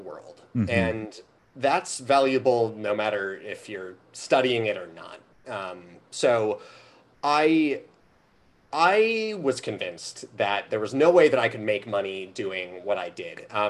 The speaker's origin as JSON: {"language": "English", "town": "Skokie", "region": "Illinois", "country": "United States", "tie": "born or raised there", "also_born_or_lived": "Evanston, Illinois / Bloomington, Indiana / New Orleans, Louisiana", "moved": "as an adult", "said": "So I grew up in Skokie"}